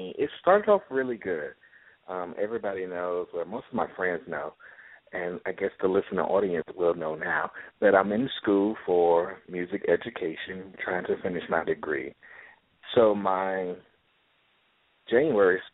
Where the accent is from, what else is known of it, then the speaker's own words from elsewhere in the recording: Jacksonville, Florida, United States; I'm from the beautiful city of Jacksonville, Florida